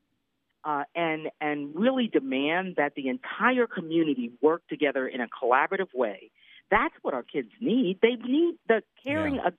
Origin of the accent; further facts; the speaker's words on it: Philadelphia, Pennsylvania, United States; my hometown of Philly